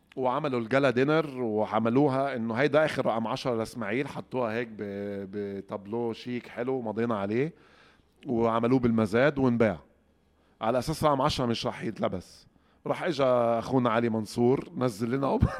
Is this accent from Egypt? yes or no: yes; Egypt; عندنا في مصر